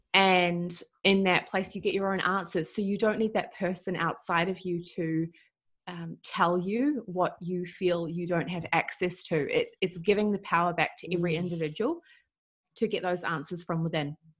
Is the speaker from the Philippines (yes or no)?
no; New Zealand; moved away as an adult; I'm from New Zealand. I have been traveling around the world for the last five plus years, living a nomadic lifestyle.